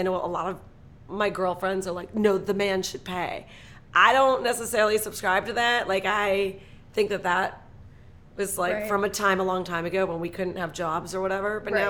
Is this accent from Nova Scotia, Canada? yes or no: no; Toronto, Ontario, Canada; No, I moved here because I finally got my papers. I'm Canadian. I moved here from Toronto.